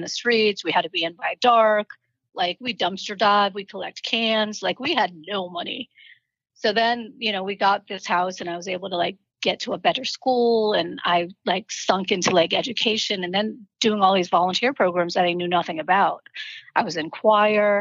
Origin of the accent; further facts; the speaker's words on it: Boston, Massachusetts, United States; moved away; also born or lived in Columbia Point, Boston; We were raised in the projects in Boston